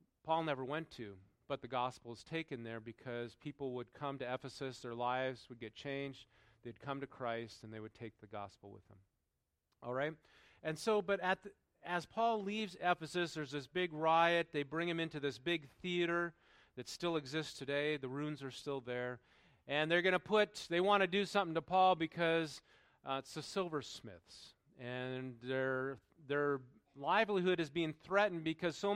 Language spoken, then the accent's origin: English; North Dakota, United States; moved away; That's where I grew up in North Dakota.